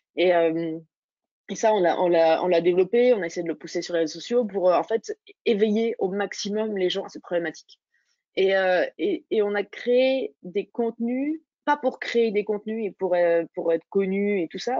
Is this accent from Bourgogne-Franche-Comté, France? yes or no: yes; Dijon, Bourgogne-Franche-Comté, France; je viens de, de Dijon, de Bourgogne